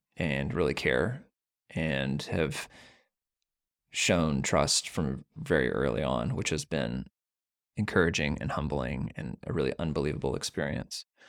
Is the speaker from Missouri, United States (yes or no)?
yes; Missouri, United States; I grew up in Missouri.